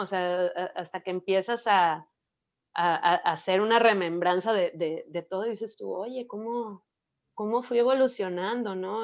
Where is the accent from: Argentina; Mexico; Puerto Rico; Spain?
Mexico; soy de México, soy bailarina